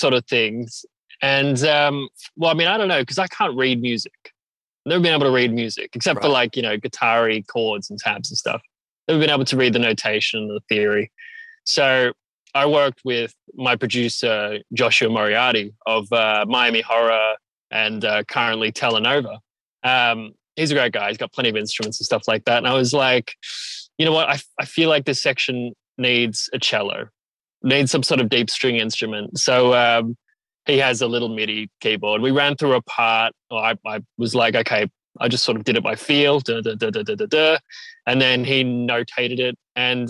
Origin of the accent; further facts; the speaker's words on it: Melbourne, Victoria, Australia; I'm from Melbourne and make art pop music